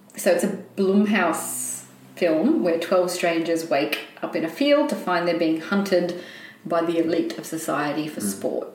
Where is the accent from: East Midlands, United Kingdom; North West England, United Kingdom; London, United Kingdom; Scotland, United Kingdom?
Scotland, United Kingdom; I'm Scottish